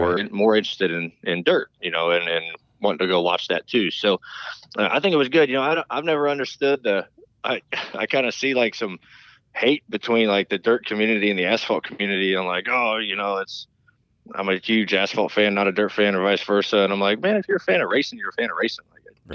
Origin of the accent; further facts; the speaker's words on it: High Point, North Carolina, United States; I grew up in North Carolina. Um, you know, Dad started running NASCAR in the late '90s, and we moved down here um, to High Point, North Carolina